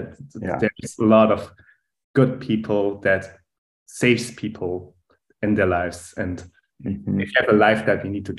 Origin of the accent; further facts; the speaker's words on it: Germany; accent: German; English is a second language; moved away as an adult; also born or lived in Munich, Germany / Boston, United States / California, United States; now in Zurich, Switzerland; we'll explain my German accent here over the podcast